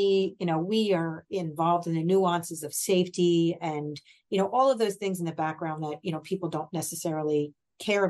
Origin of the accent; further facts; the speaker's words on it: Mercer County, New Jersey, United States; moved away as an adult; now in Hunterdon County, United States; I grew up in Mercer, relocated here in the early 90s